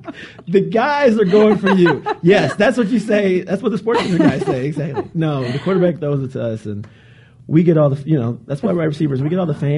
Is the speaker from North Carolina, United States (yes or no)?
yes; Charlotte, North Carolina, United States; My hometown. I mean, you'll love the people of Charlotte. They'll greet you with open arms. Southern hospitality.